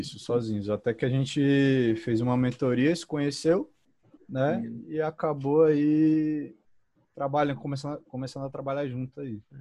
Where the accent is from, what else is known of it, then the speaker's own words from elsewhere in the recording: Brasília, Federal District, Brazil; eu sou de Brasília